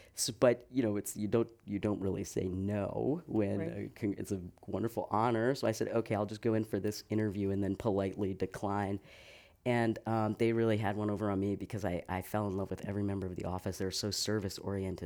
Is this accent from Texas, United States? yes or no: no; south of Boston near Cape Cod, Massachusetts, United States; moved away as an adult; also born or lived in New York City / Tucson, Arizona; now in San Francisco, United States; I grew up in Massachusetts, uh, just south of Boston near Cape Cod